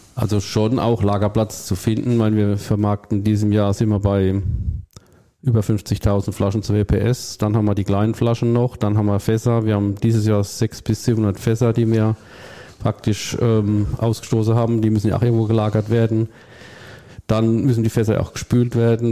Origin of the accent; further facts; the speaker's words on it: Rhineland-Palatinate, Germany; ich bin auch Pfälzer mit Leib und Seele